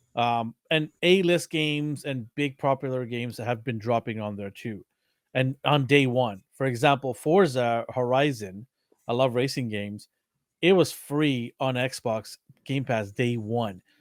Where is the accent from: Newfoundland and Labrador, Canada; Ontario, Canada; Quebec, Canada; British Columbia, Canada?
British Columbia, Canada; Vancouver; We are from Vancouver, Canada